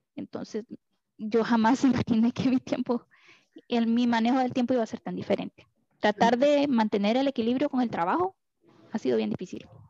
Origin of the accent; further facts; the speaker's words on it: Costa Rica; moved away; also born or lived in Honduras; yo soy costarricense